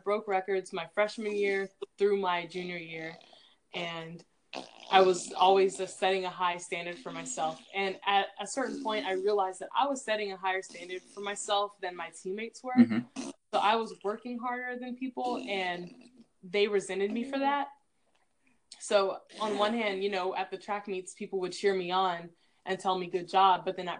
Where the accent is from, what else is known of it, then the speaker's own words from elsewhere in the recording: Newport Beach, California, United States; And a lot of students actually assumed that because I was from Newport Beach, that I was rich.